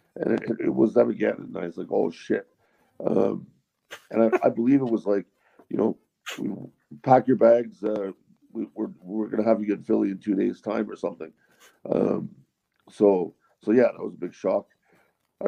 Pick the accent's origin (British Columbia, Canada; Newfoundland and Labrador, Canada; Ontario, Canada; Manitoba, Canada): Ontario, Canada; Ottawa; born or raised there; also born or lived in Cornwall, Ontario; now in Fox Creek, Canada